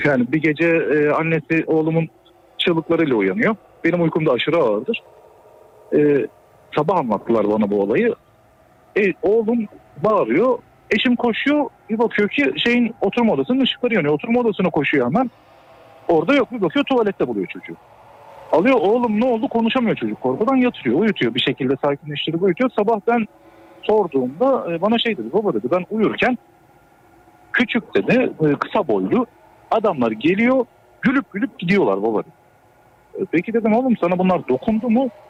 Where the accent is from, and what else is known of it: Düzce, Turkey